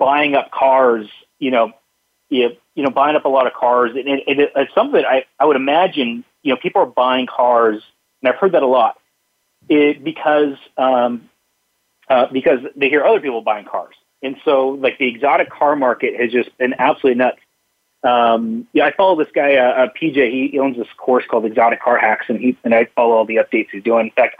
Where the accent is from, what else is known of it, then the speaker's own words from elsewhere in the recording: Seattle, Washington, United States; now in Boise, United States; I grew up in Seattle